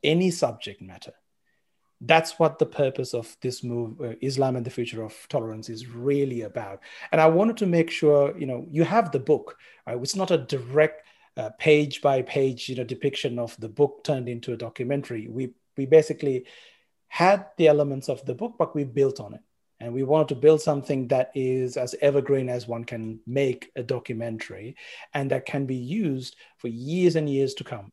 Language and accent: English; Sri Lanka; moved away as an adult; also born or lived in Colombo, Sri Lanka; now in Australia; I was born in Sri Lanka